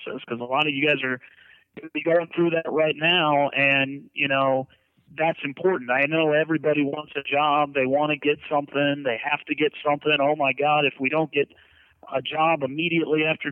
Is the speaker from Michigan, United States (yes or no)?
no; Ohio, United States; now in Miami, United States; I was from Ohio